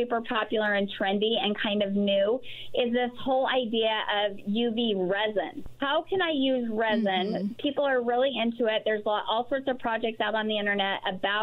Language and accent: English; Salt Lake City, Utah, United States; I'm from Salt Lake and we started there.